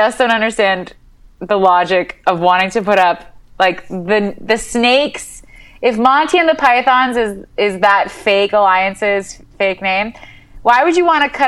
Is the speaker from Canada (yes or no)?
yes; Canada; I'm Canadian